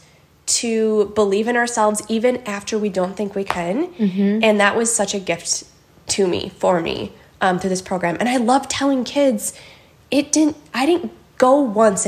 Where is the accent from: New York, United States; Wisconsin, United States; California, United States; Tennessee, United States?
Wisconsin, United States; Holmen; I am born and raised in Holman